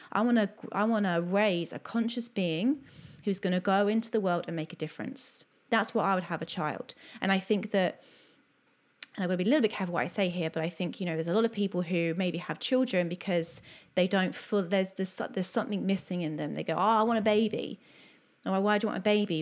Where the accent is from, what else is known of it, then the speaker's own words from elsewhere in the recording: Bournemouth, South West England, United Kingdom; moved away as an adult; also born or lived in Oxford / Greece / Cardiff; now in Australia; I'm originally from Bournemouth and then I lived in Oxford